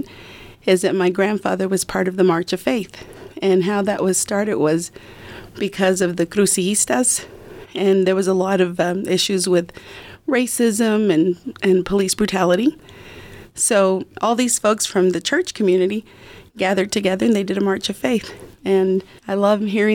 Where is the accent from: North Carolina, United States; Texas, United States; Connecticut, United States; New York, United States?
Texas, United States; Lubbock; also born or lived in Dallas-Fort Worth, Texas / Washington, D.C.; I was actually born in Lubbock, but we moved away to the Dallas-Fort Worth area. But we moved back to Lubbock after the 1970